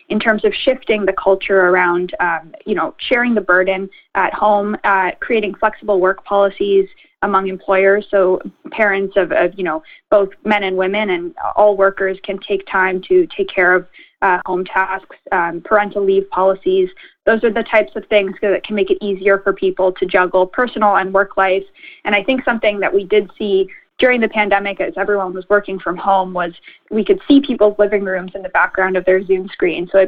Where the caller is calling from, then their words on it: Ontario, Canada; I know we're calling in from York Region here, so the chambers in Richmond Hill and Newmarket and Vaughan, we've all been amplifying the message